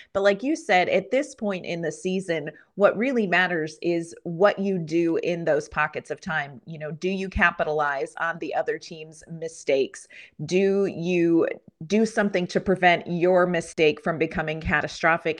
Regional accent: Pennsylvania, United States; a girl born and raised in Pennsylvania

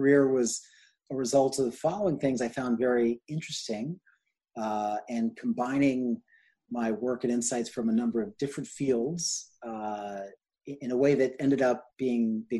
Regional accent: New York, United States; also born or lived in London / New England / California / England; grew up mostly in New York and went to school all over the place.

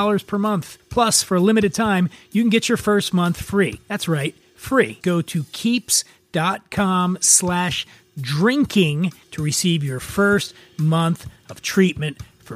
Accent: Philadelphia, Pennsylvania, United States; I grew up on the East Coast from Philadelphia.

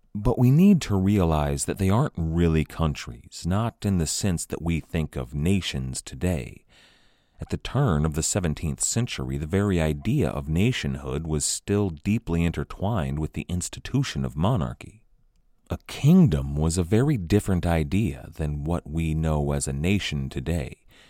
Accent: United States; as an American

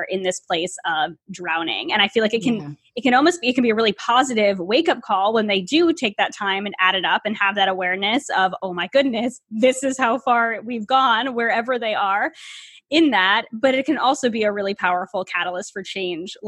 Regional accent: United States; also born or lived in Canada; I am American

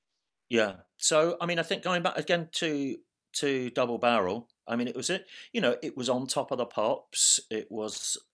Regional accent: Birmingham, West Midlands, United Kingdom; growing up in Birmingham at that point

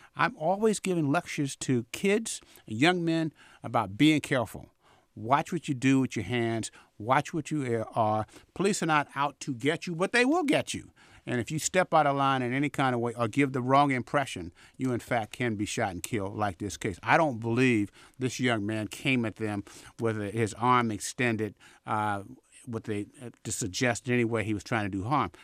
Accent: Vallejo, California, United States; also born or lived in Chicago; now in Oakland, United States; I grew up in Vallejo

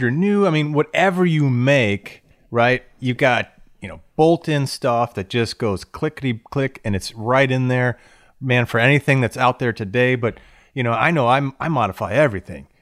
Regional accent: Florida, United States; I grew up in Florida

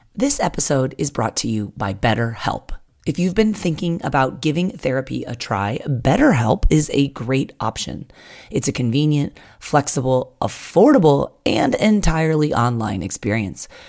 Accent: Poway, California, United States; here in my hometown of Poway, California

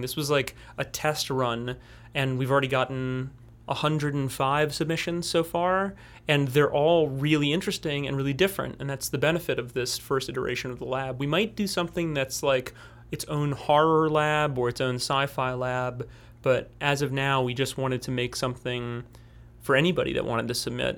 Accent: New Orleans, Louisiana, United States; I'm a filmmaker from New Orleans, Louisiana

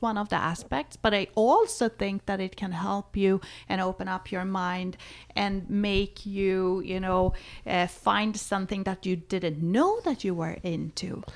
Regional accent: Sweden; moved away; I was born in Sweden. I was, uh, a kind of, uh, liberated, young Swedish woman

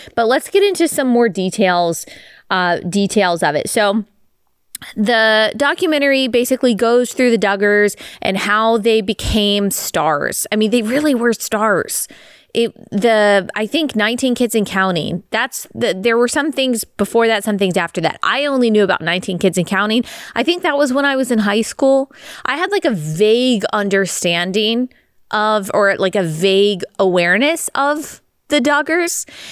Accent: Dallas, Texas, United States; growing up in Dallas, Texas

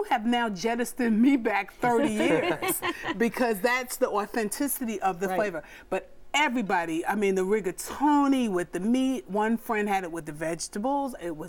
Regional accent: Brooklyn, New York, United States; moved away; I'm from Brooklyn.

